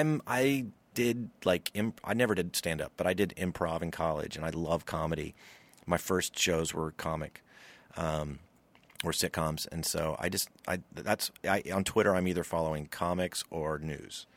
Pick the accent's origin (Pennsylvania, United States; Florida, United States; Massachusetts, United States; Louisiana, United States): Louisiana, United States; moved away; we're both from Louisiana